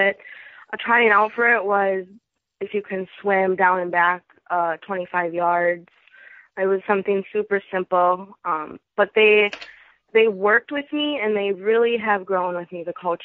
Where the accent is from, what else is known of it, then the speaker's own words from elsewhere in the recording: Fridley, Minnesota, United States; my hometown school, Fridley High School